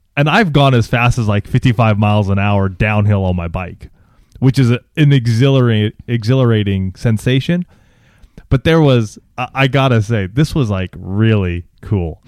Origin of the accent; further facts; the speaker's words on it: Banning, California, United States; also born or lived in Orange County, California; my folks actually still live in this town called Banning, and that's where I grew up and graduated from high school.